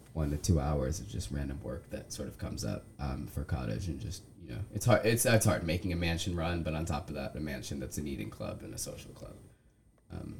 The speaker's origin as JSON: {"language": "English", "country": "United States", "tie": "born or raised there", "said": "growing up in America"}